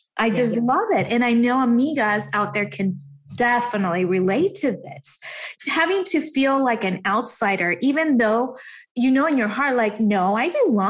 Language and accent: English; United States; I was born here in the States. However, I grew up as if I were born in Mexico because when my family came to this country, they didn't know any English. And I certainly didn't know until I started school.